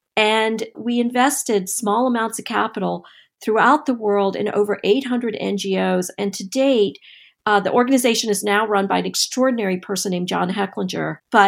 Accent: North Carolina, United States; For me, it was also being of my parents being immigrants from India and growing up in Eastern North Carolina as for my whole childhood

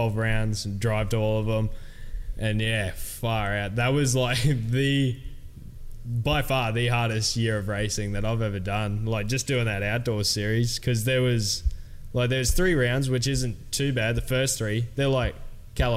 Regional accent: Cairns, Queensland, Australia; Three Cairns rippers on the same team

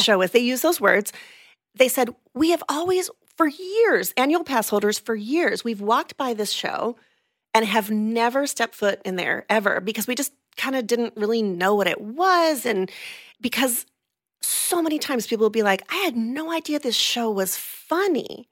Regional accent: California, United States; moved away as an adult; now in Orlando, United States; I'm originally from California, um, from the San Diego and L A areas. Moved here in two thousand three

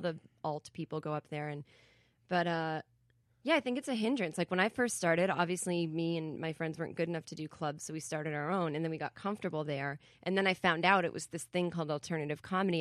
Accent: Massachusetts, United States; moved away as an adult; also born or lived in New York; I'm from Massachusetts originally

